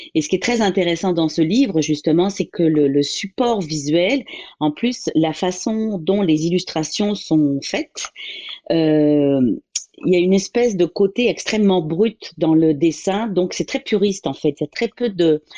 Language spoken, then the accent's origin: French; Paris, Île-de-France, France; je suis originaire euh, de la France, de Paris, pour être plus précise